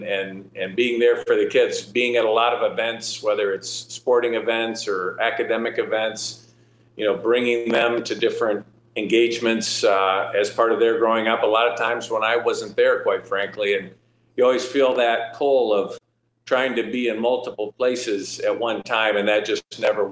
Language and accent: English; Midland, Michigan, United States; my first elective office was to the city council in my hometown of Midland, Michigan